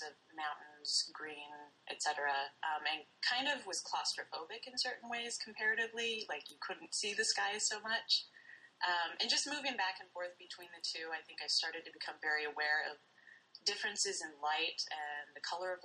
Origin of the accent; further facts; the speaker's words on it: Lincoln, Nebraska, United States; moved away as an adult; also born or lived in Washington State / Tacoma, Washington; now in Bloomington, Indiana, United States; I grew up in Lincoln, Nebraska. I was born out in Washington State